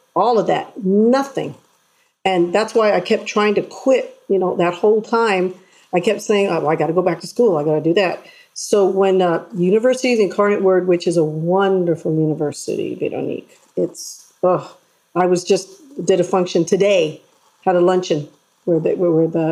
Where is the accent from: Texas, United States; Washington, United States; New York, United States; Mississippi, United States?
Texas, United States; San Antonio; I was born in San Antonio